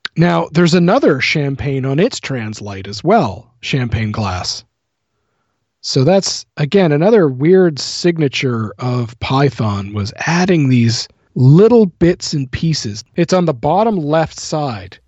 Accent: New Brunswick, Canada; I live in a very small uh, hometown in New Brunswick

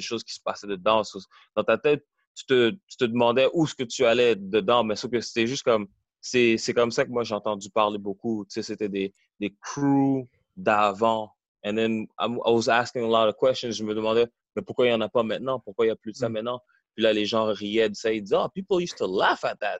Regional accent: Montreal, Quebec, Canada; Oui, j'ai grandi à Montréal. J'ai grandi au début euh, dans le coin de Côte-des-Neiges

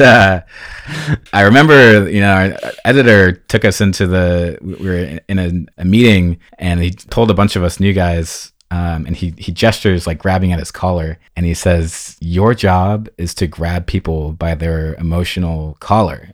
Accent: Fairfax, California, United States; moved away as an adult; now in Los Angeles, United States; I am a Marin County native. I was born and raised between the redwood trees and the creeks and blackberry bushes of Marin County

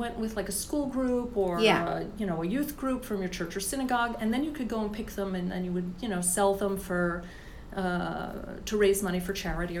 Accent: Florida, United States; I grew up in Florida.

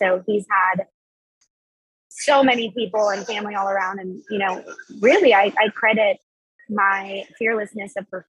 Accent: Miami, Florida, United States; born there; I grew up, I'm kind of from everywhere a little bit. That's kind of what I say now. I grew up, I was born in Miami, Florida

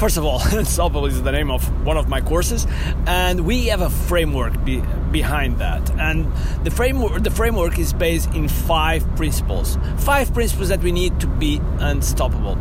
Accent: Portugal; English is a second language; I'm from Portugal and I consider myself as a world citizen

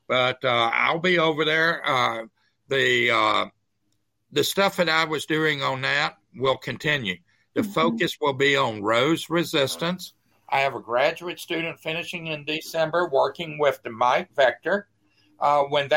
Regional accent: South Mississippi, United States; I'm from South Mississippi

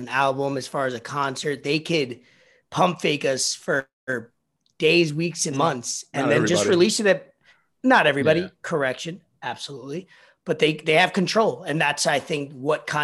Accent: New York, United States; I'm from New York

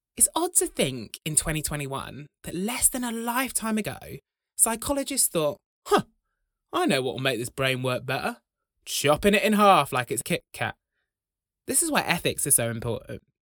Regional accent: Braunton, South West England, United Kingdom; When I was growing up in Braunton, the largest village in Europe

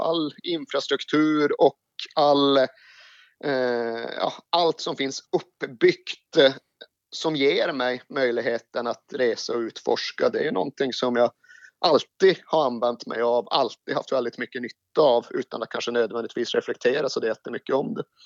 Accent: Malmberget, Norrbotten County, Sweden; now in Stockholm, Sweden; som eventuellt dialekten avslöjar så kommer jag inte från Stockholm utan jag är från Malmberget högst upp i Lappland

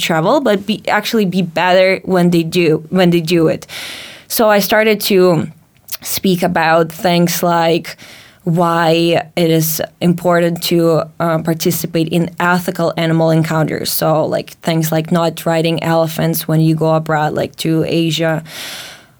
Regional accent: Latvia; moved away; growing up in Latvia

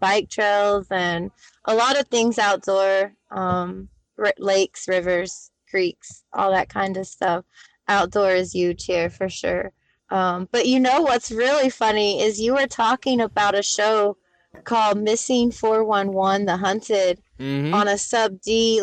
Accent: the South, United States; now in Northwest Arkansas, United States; I'm from the South

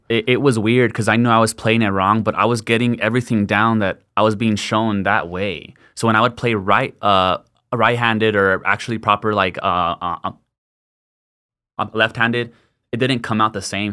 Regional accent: El Paso, Texas, United States; born and raised in El Paso, northeast El Paso my whole life, went to Parkland.

